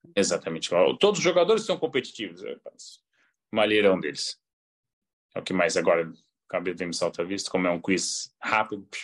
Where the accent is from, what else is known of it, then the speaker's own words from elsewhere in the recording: Belém, Pará, Brazil; now in Porto, Portugal; eu vivi boa parte da minha infância também em Belém, porque meu pai jogou no Remo